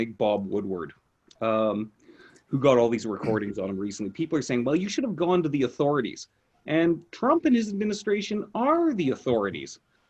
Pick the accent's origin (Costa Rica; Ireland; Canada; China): Canada; accent: Canadian; I'm trying to downplay my Canadian accent